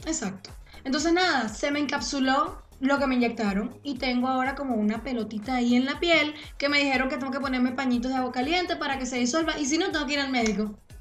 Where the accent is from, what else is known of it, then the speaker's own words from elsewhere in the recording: Venezuela; moved away as an adult; yo me fui de Venezuela cuando yo tenía como 23